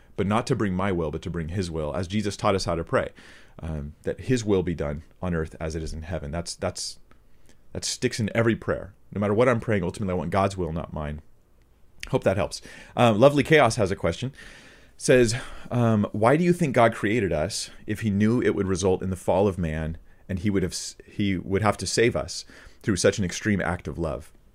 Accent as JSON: {"language": "English", "country": "United States", "said": "as an American"}